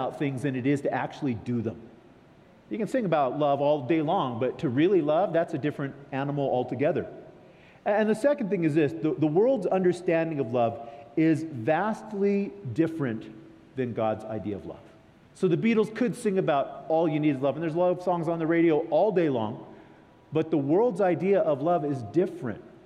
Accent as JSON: {"language": "English", "region": "California", "country": "United States", "said": "I come from California."}